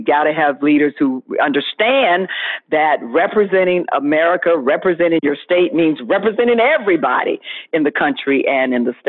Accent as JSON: {"language": "English", "region": "Florida", "country": "United States", "said": "we're trying to get the country back open, and certainly my home state of Florida."}